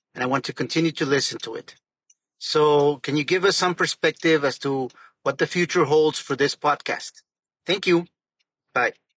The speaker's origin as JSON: {"language": "English", "town": "Monterrey", "region": "Nuevo León", "country": "Mexico", "said": "I'm from Monterrey, Mexico"}